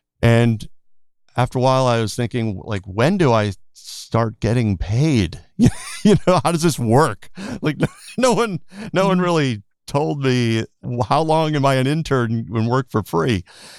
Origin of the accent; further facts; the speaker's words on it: East Coast, United States; Just growing up in the East Coast, I really didn't think of LA, even though I knew LA was definitely a big location on the list for music.